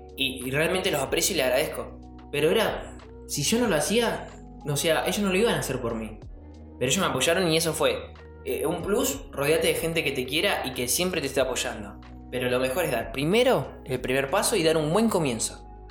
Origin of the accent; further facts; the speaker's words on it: Buenos Aires, Argentina; moved away as an adult; now in Entre Ríos, Argentina; yo soy de Buenos Aires, me mudé Entre Ríos